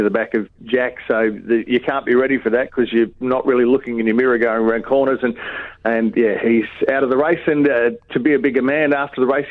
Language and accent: English; Mackay, Queensland, Australia; my hometown of Mackay